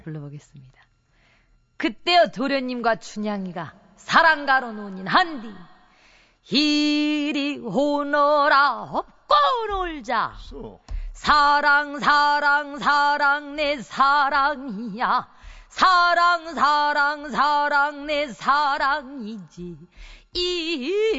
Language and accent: Korean; Mokpo, South Jeolla, South Korea; 목포가 고향인데 유달산이라는 산이 있어요.